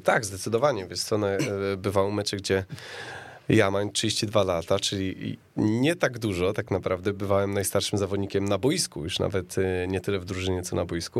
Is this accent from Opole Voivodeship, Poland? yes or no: yes; Opole Voivodeship, Poland; now in Warsaw, Poland; pochodzę z Opolszczyzny